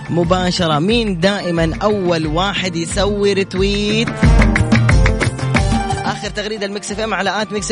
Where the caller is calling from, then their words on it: Jeddah, Makkah Province, Saudi Arabia; من جدة